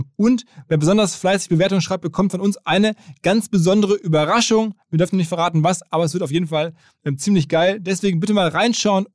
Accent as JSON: {"language": "German", "area": "Ruhr area", "region": "North Rhine-Westphalia", "country": "Germany", "tie": "born or raised there", "said": "Zwei Ruhrpott-Gewächse treffen sich in Hamburg. Eines davon bin ich"}